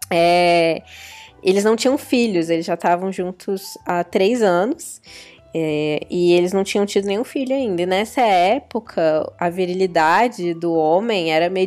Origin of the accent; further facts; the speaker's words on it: Pernambuco, Brazil; Pra quem não sabe, eu nasci no Nordeste, inclusive. Não tenho mais sotaque, mas eu sou de Pernambuco.